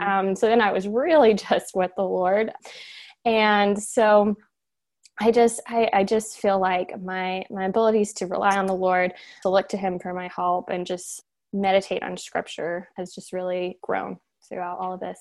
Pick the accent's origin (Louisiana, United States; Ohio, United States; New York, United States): Ohio, United States; Cincinnati; I'm from Cincinnati